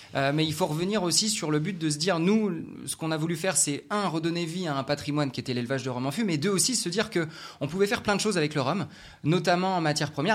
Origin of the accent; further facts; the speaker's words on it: Saint-Malo, Brittany, France; moved away; retour euh, dans ma terre natale à Saint-Malo